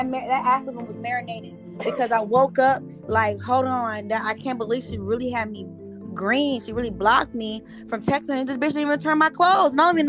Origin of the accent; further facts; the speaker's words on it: Memphis, Tennessee, United States; I was raised in Memphis, Tennessee. I was the only light-skinned looking mixed girl.